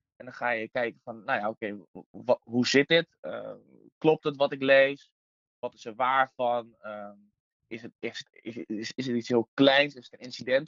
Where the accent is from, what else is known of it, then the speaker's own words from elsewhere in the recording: Nieuw-Vennep, North Holland, Netherlands; Ik kom zelf uit Nieuw-Vennep, ben ik opgegroeid